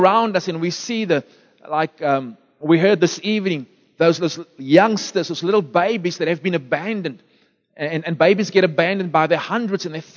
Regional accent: Beaufort West, Western Cape, South Africa; moved away; I was born in Beaufort West

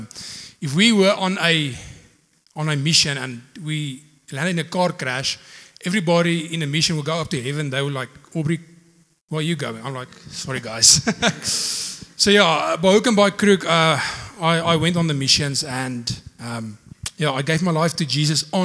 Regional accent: Potchefstroom, North West, South Africa; now in Secunda, South Africa; Um, I'm from Secunda. Actually, I'm, I'm from Potch. Um, yeah, um, I, I started in Secunda back in 2015.

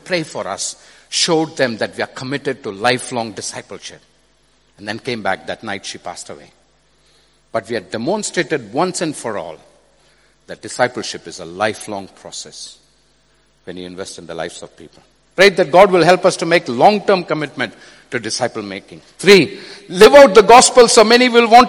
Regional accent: India; I come from India.

